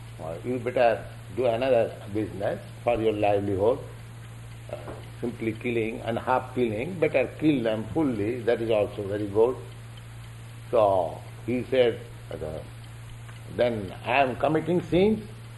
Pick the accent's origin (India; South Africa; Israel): India; here is one gentleman from India, I am from India.